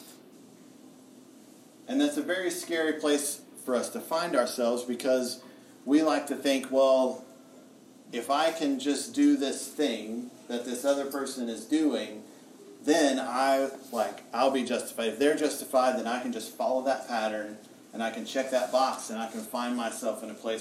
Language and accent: English; United States; I'm an American